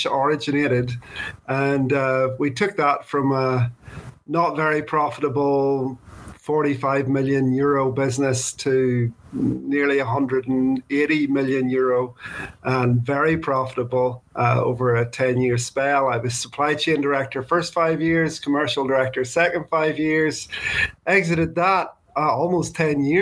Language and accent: English; Northern Ireland, United Kingdom; also born or lived in Birmingham, England; I grew up here in Northern Ireland